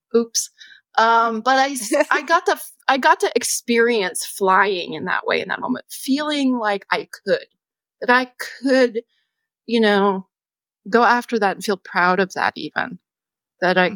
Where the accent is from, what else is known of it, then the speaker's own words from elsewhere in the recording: United States; as a person growing up in the United States